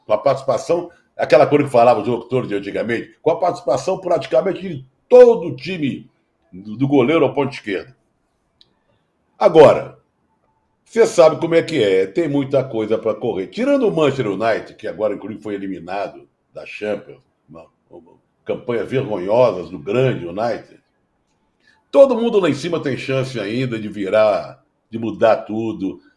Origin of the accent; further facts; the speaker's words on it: Rio de Janeiro, Brazil; eu sou carioca